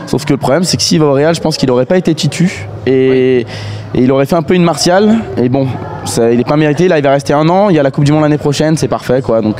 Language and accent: French; Paris, Île-de-France, France; même si je suis parisien